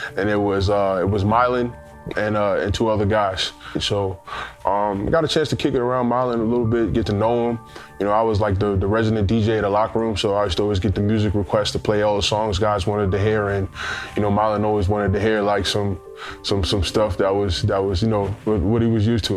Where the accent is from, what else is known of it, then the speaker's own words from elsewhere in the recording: New York City, New York, United States; I'm originally from Queens, New York, uh, born and raised